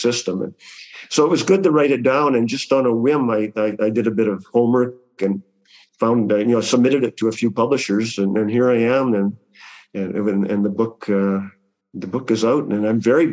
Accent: Canada; I'm Canadian.

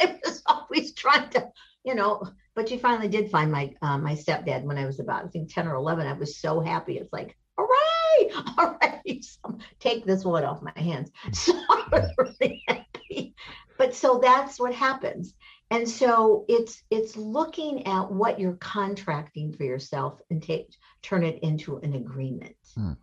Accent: Michigan, United States; I grew up in Michigan

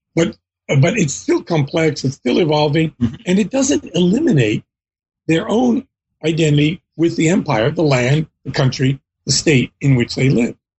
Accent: Philadelphia, Pennsylvania, United States; I was born in the United States in Philadelphia, PA. My mom was also born there

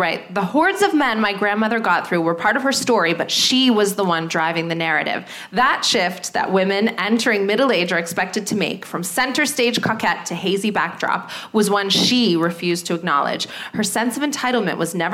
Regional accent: Canada; now in United Kingdom; I'm from Canada

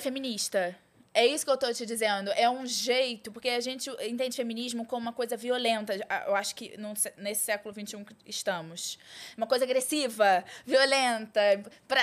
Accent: Rio de Janeiro, Brazil; Nascida e criada no Rio de Janeiro

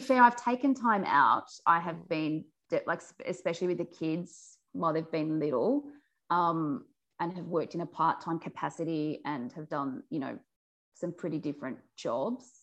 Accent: Forbes, New South Wales, Australia; moved away as an adult; also born or lived in Sydney / Uganda; I grew up out in the Central West. I'm from Forbes. Um, so, that's uh, west of Orange, effectively in New South Wales

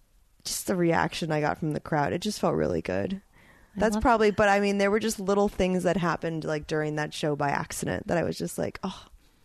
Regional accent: Tampa, Florida, United States; moved away as an adult; also born or lived in New York; now in Los Angeles, United States; I'm about to do stand-up in front of my hometown for the first time

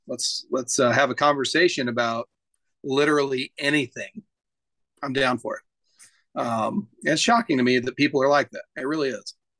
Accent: Klamath Falls, Oregon, United States; also born or lived in Keno, Oregon; now in Boise, United States; I grew up in Southern Oregon, um, in a town called Klamath Falls, and a little tiny town outside of Klamath called Keno, Oregon

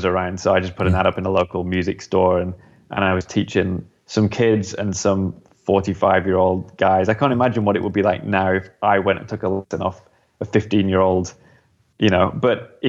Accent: United Kingdom; as a British musician

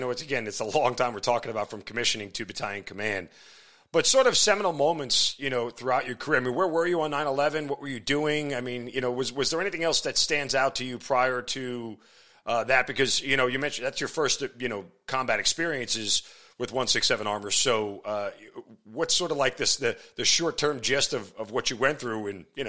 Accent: New York, United States; this hits home for me because I'm a New Yorker.

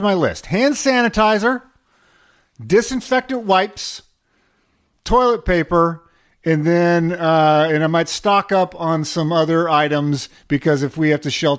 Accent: Pacific Northwest, United States; growing up in the Great Pacific Northwest

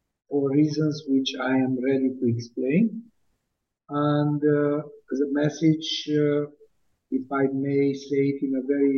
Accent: Bucharest, Romania; moved away as an adult; now in United States; I was born in Bucharest in 1953

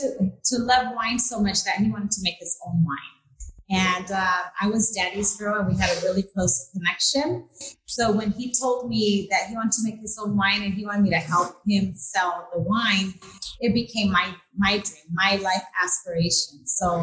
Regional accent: Napa, California, United States; also born or lived in Guanajuato, Mexico / Bakersfield, United States; Background is my parents and I immigrated here from Guanajuato, and we lived in Bakersfield, of all places, in the early 80s. And moved to Napa when I was 10.

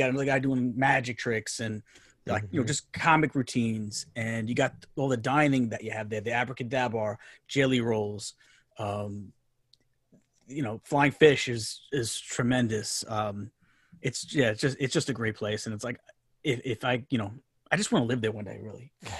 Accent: New York, United States; accent: New York; my New York accent

